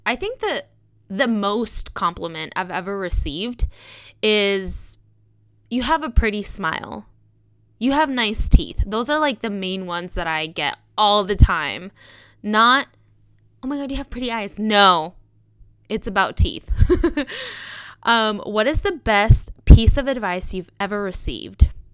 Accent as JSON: {"language": "English", "town": "Sonoma", "region": "California", "country": "United States", "tie": "born or raised there", "said": "I grew up in Sonoma."}